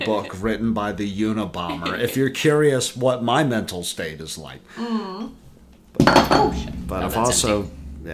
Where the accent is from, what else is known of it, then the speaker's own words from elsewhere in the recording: the South, United States; We're from the South. We grew up amongst the Walmart people